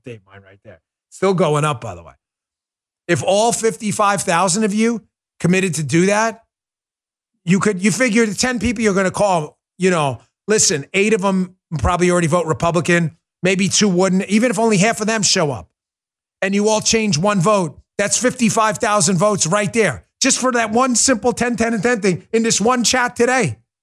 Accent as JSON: {"language": "English", "town": "New York City", "region": "New York", "country": "United States", "tie": "born or raised there", "moved": "yes", "said": "I grew up in New York, and we listened to a lot of rap."}